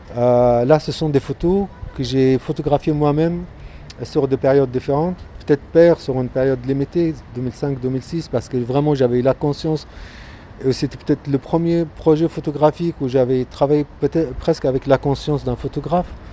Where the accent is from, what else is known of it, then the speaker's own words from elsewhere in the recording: Gaza, Gaza Strip, Palestine; now in France; Je suis né à Gaza, Palestine